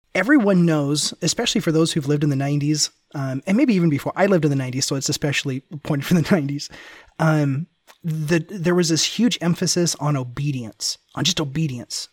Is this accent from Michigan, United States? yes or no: no; Memphis, Tennessee, United States; also born or lived in Ventura, California; I grew up in Memphis, Tennessee